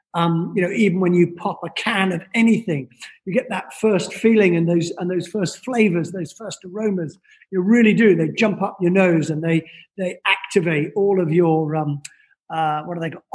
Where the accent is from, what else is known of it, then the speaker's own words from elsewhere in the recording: Scotland, United Kingdom; also born or lived in London; now in New York, United States; originally from Scotland